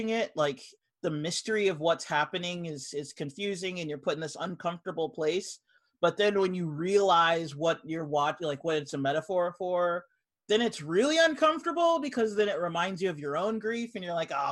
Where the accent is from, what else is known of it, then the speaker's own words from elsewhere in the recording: United States; I'm American